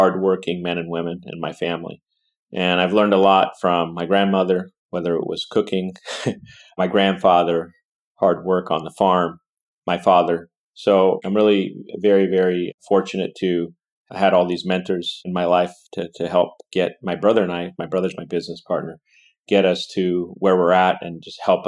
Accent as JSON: {"language": "English", "town": "Pachino", "region": "Sicily", "country": "Italy", "tie": "born or raised there", "moved": "yes", "lives_now": "Silicon Valley, United States", "said": "I was raised in that environment my whole life, right outside of Siracusa. So our little town was known, Pochino, was known for agriculture."}